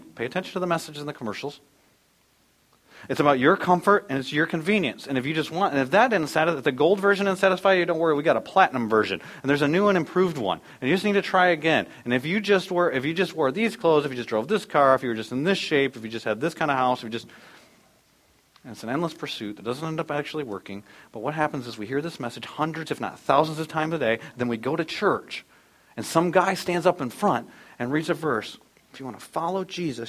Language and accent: English; United States; also born or lived in Dallas, Texas; we are American citizens and proud to be American citizens.